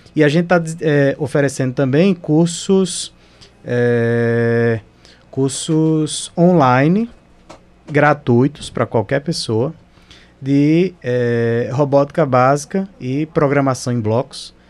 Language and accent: Portuguese; Northeast Region, Brazil; moved away as an adult; now in Manaus, Brazil; Eu, particularmente, sou no Nordeste, o sotaque não me deixa mentir